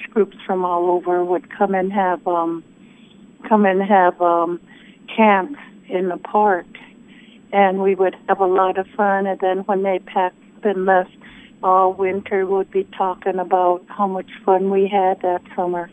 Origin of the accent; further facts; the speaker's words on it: Crow Agency, Montana, United States; first language Crow; English is a second language; also born or lived in Pierre, South Dakota; being brought up on the reservation in a poorish town in Crow Agency